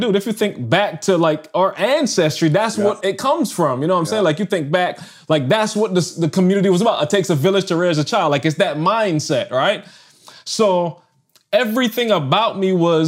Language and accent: English; Barbados; moved away as an adult; I'm from Barbados